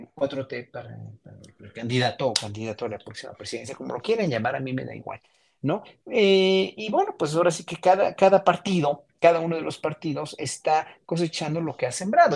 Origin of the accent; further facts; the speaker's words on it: Mexico; como mexicanos